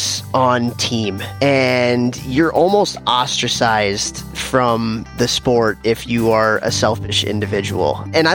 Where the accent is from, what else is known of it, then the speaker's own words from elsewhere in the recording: Chicago, Illinois, United States; moved away; I grew up in Chicago and grew up in a hockey family